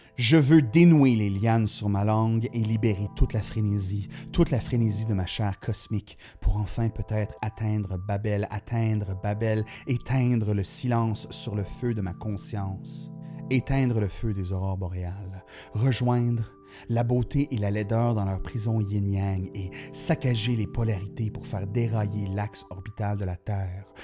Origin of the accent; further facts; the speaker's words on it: Sudbury, Ontario, Canada; moi, je suis né à Sudbury, donc la, culture littéraire locale était très forte